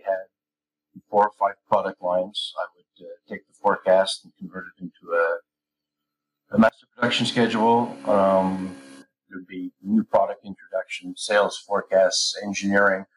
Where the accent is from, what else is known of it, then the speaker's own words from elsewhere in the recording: Canada; moved away as an adult; I'm Canadian.